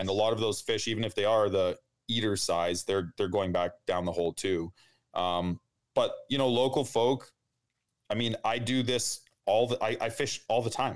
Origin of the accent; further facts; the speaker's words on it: outside of Winnipeg, Manitoba, Canada; I grew up outside of Winnipeg in the country